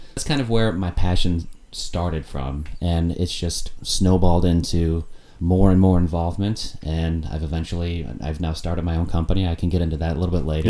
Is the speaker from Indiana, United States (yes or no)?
yes; Indianapolis, Indiana, United States; moved away as an adult; also born or lived in Chattanooga, Tennessee / Gainesville, Florida; now in Milwaukee, United States; Indianapolis, Indiana, where I'm from. Mm-hmm. Indiana's my home state.